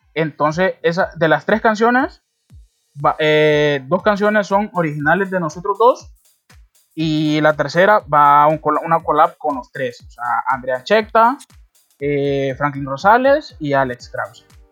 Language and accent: Spanish; Honduras; todos somos, todos somos catrachos